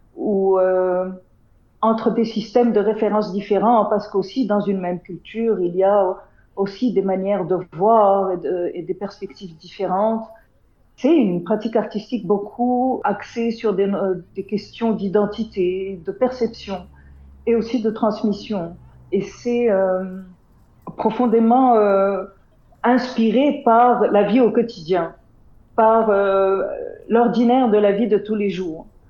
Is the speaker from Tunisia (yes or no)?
yes; Tunisia; Je suis née en Tunisie, il y a, 50 ans déjà. Hein. J'ai grandi euh, dans une famille, euh, on va dire, pas très traditionnelle, assez occidentalisée pour un pays arabe du nord de l'Afrique